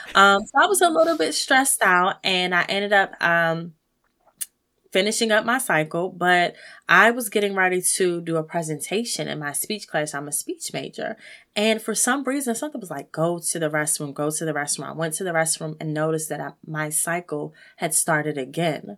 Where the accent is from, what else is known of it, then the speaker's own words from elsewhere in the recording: United States; as African American people